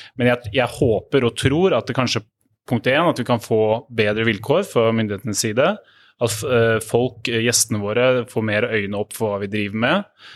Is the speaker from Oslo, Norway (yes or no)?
yes; Oslo, Norway; Jeg er fra, her fra Oslo